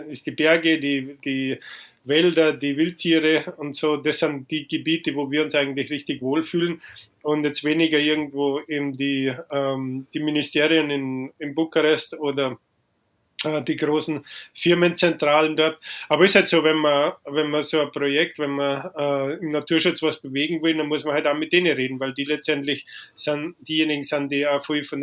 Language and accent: German; Freyung, Bavaria, Germany; also born or lived in Lower Franconia; Und deswegen bin ich in Unterfranken geboren, habe dann in Oberbayern meine Kindheit verbracht und dann, wie ich neun Jahre alt war, sind wir eben nach Freyung gezogen im Bayerischen Wald.